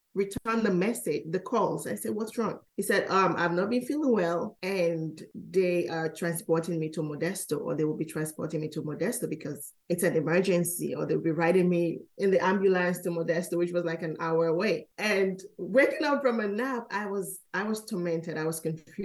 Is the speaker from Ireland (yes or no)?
no; Freetown, Western Area, Sierra Leone; also born or lived in California; now in Maryland, United States; growing up in Sierra Leone as a tight-knit community